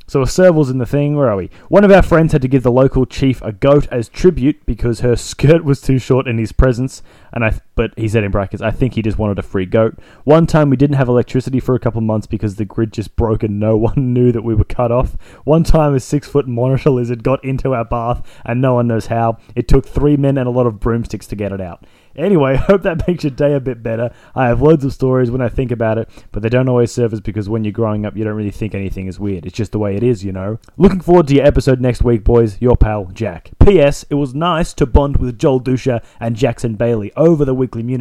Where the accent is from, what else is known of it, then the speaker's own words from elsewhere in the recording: Zambia; Guess I've got a few good stories about growing up in Zambia.